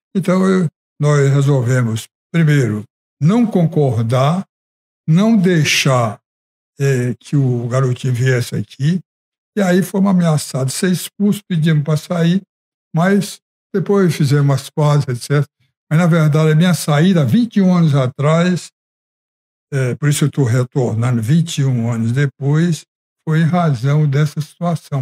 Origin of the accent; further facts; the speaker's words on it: Ceará, Brazil; Eu, como cearense